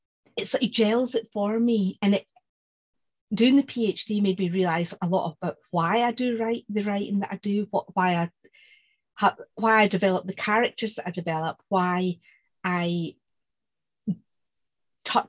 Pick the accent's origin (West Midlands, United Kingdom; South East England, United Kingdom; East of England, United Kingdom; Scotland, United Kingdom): Scotland, United Kingdom; moved away; I'm Scottish